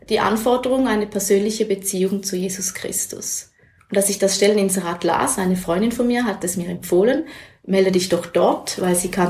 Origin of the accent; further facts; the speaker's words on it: Schaffhausen, Switzerland; man wusste schnell bei uns in Schaffhausen, wer ist ähm, in einer christlichen Bewegung